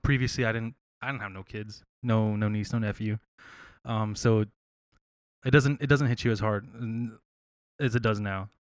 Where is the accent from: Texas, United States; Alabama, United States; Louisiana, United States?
Texas, United States; San Marcos; born or raised there; also born or lived in San Antonio, Texas